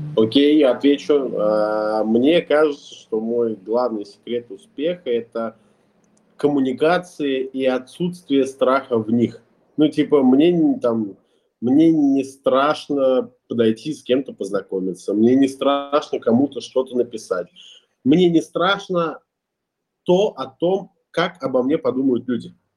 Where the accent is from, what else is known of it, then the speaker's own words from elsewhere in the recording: Ulyanovsk, Ulyanovsk Oblast, Russia; moved away as an adult; also born or lived in Kazan; now in Bali, Indonesia; Я сам родом из Ульяновска, последние пять лет жил в Казани, сейчас зимую на Бали